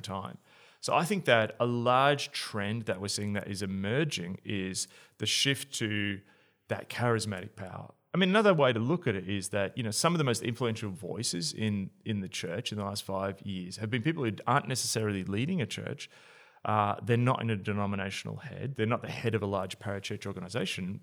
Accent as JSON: {"language": "English", "country": "Australia"}